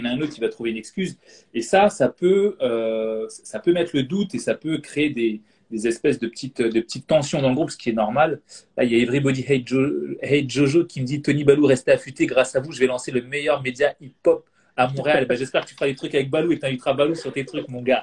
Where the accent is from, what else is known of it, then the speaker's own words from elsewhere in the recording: Guadeloupe; now in Bordeaux, France; en ce moment je suis chez moi en Guadeloupe dans la, dans Caraïbe, mais moi j'habite à Bordeaux